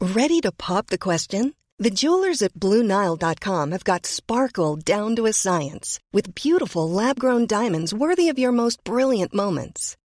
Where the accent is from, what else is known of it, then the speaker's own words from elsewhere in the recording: Stockholm, Stockholm County, Sweden; det är ju samma sak med mig som är stockholmare